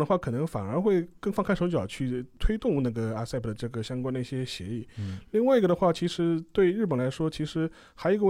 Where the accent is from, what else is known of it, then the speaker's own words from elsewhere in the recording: China; 我们中国人